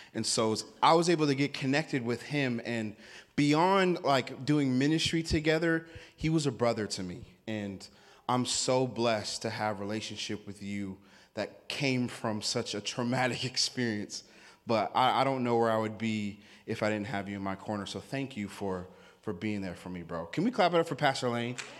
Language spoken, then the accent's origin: English; Washington, United States; now in Sandy, United States; I live in Sandy, Oregon. I'm not from Sandy. Um, I grew up in the state of Washington.